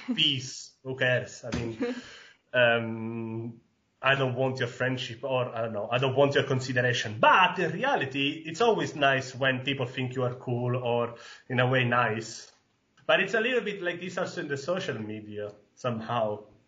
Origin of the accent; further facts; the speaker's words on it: Sicily, Italy; English is a second language; moved away as an adult; also born or lived in northern Italy; now in Halle, Germany; was raised and born in Sicily in a really tiny village on the northeast coast of Sicily and I stayed there until the high school because then I decided to move to the north of Italy.